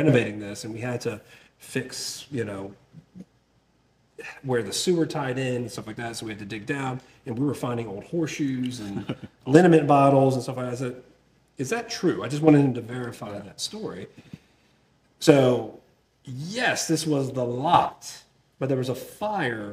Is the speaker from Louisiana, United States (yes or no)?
no; Milford, Delaware, United States; moved away as an adult; also born or lived in South Carolina; now in Montgomery, United States; I grew up 10 miles away from a small brewery at the time called Dogfish Head in Milton, Delaware. I'm from Milford, Delaware, which is right down the road